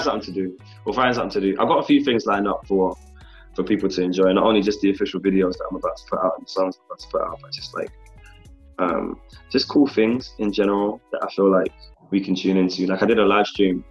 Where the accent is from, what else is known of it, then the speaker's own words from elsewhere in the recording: London, United Kingdom; I am still based in London. I'm based in my hometown